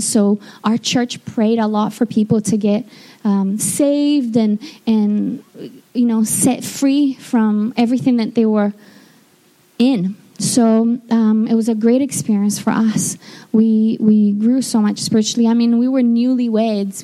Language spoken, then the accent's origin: English; Rio de Janeiro, Brazil; moved away; I'm from Brazil, and I was born in Rio de Janeiro. Um, my town is just across from the bay